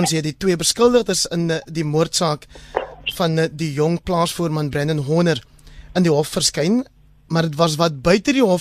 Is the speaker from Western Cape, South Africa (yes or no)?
yes; Caledon, Western Cape, South Africa; my tuisdorp Caledon